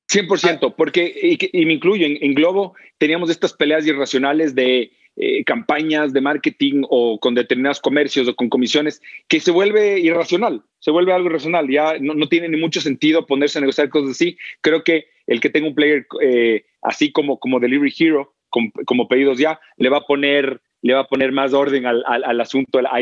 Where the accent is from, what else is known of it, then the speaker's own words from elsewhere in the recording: Belo Horizonte, Minas Gerais, Brazil; also born or lived in São Paulo; Si bien yo nací en Sao Paulo, estudié en la universidad y el colegio en Belo Horizonte. Es la tercera ciudad de Brasil, lindísima y le tengo un cariño enorme.